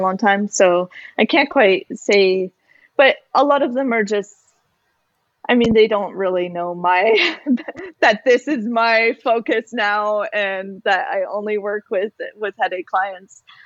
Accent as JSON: {"language": "English", "country": "Canada", "said": "as a Canadian, our healthcare system covers going to the doctor"}